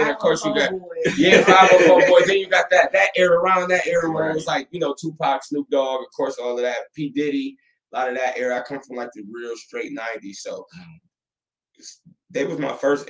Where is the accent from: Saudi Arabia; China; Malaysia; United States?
United States; Toledo, Ohio; I'm from Outstate.